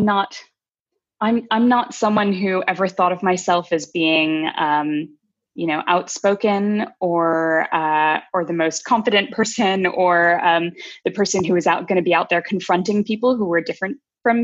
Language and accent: English; United States; as a kid growing up, I grew up in America, the kid of Indian immigrants